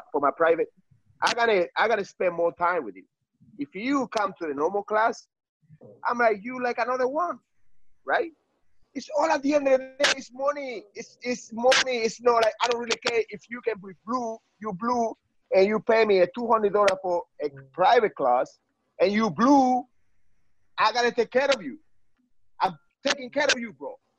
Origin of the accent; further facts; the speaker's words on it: Cuba; now in United States; I came from Cuba